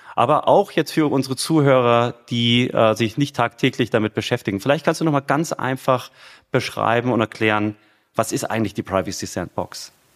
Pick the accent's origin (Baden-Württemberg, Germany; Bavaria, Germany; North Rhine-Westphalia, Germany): Bavaria, Germany; Munich; ich bin ja Münchner, ja, also in München geboren, wohne immer noch in München